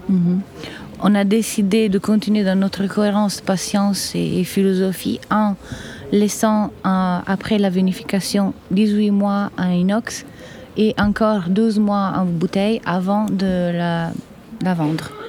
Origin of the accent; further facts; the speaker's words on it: Aosta Valley, Italy; moved away as an adult; also born or lived in Piedmont; now in Chamonix, France; je suis italienne, je suis née en Piémont, j'ai grandi en Val d'Aoste, donc dans les montagnes, et je suis arrivée à Chamonix un peu par hasard ou pas, on sait pas, il y a 12 ans